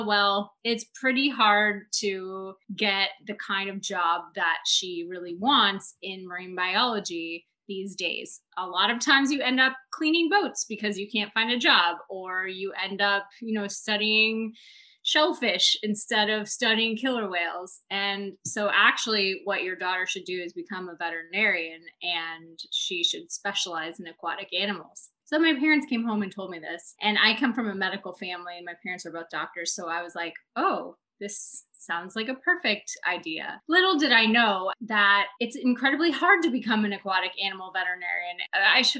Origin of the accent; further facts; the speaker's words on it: Tempe, Arizona, United States; moved away as an adult; now in Hong Kong; I grew up in Tempe, Arizona